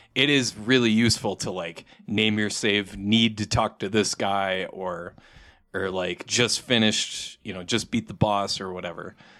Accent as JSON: {"language": "English", "town": "Saint Paul", "region": "Minnesota", "country": "United States", "moved": "yes", "lives_now": "Albuquerque, United States", "said": "I'm actually from Saint Paul area, Minnesota"}